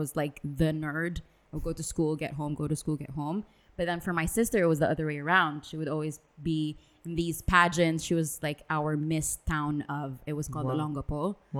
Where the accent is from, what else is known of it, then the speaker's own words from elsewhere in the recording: Dubai, United Arab Emirates; also born or lived in Philippines; growing up in Dubai.